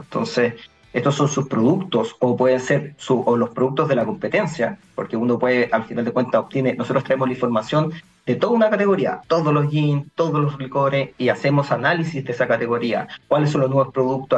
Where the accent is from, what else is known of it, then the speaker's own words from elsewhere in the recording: Curicó, Maule, Chile; moved away; also born or lived in Santiago; yo soy de Curicó